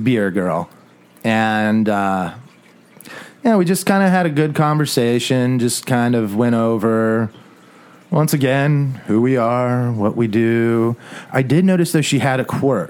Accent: Southwest, United States; I grew up in the Southwest

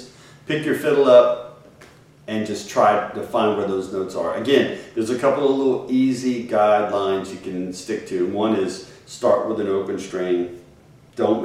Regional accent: Cajun country, Louisiana, United States; growing up in Cajun country, I heard, you know, my mom and dad would sing

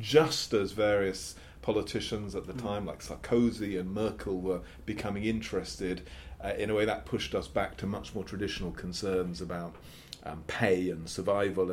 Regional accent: England, United Kingdom; I am British English

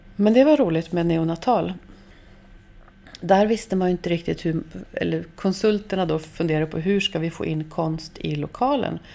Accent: Norrbotten County, Sweden; Jag är uppvuxen i Norrbotten

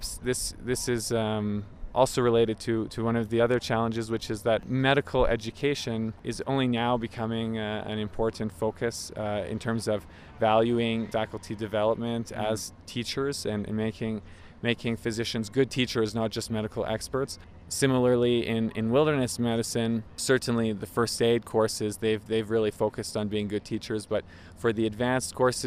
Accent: Montreal, Quebec, Canada; I'm from Montreal, Canada

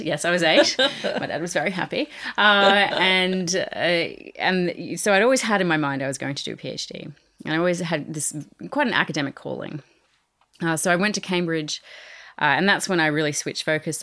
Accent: Australia; moved away; I am Australian

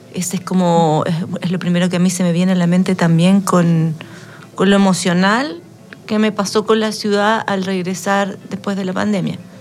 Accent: San Joaquín, Santiago Metropolitan Region, Chile; moved away as an adult; now in Valparaíso, Chile; yo soy de San Joaquín, eh, acá en Santiago

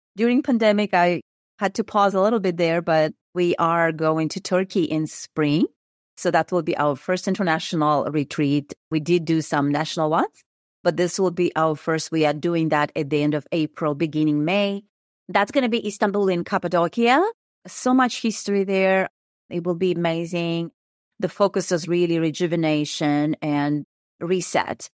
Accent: Kazakhstan; moved away as an adult; I am originally from Kazakhstan. I was born and raised there.

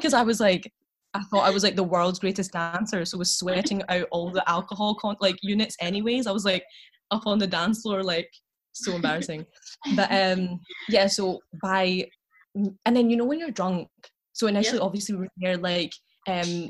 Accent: Glasgow, Scotland, United Kingdom; I'm from Glasgow

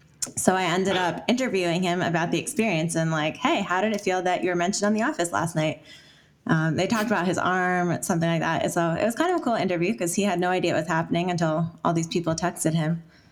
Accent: New Jersey, United States; moved away as an adult; also born or lived in New York City; now in Ithaca, United States; So I'm from New Jersey.

